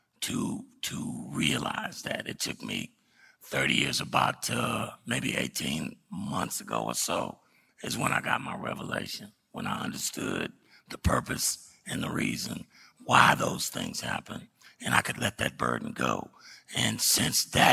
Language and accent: English; Dallas, Texas, United States; I was born in West Dallas